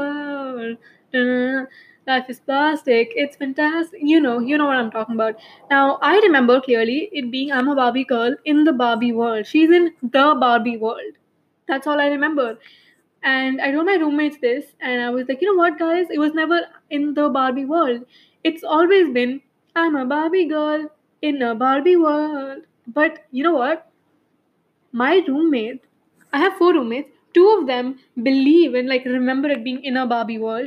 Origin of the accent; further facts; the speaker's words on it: India; as an Indian